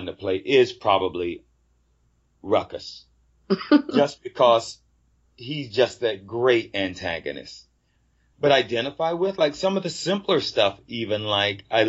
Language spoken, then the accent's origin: English; Fayetteville, United States; moved away; when I was a little kid growing up in the South, down in Fayetteville